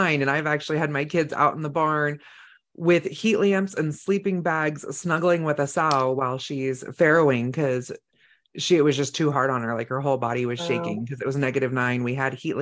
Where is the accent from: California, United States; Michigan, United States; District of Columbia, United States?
California, United States; moved away; I grew up in California and a lot of people would calve in the fall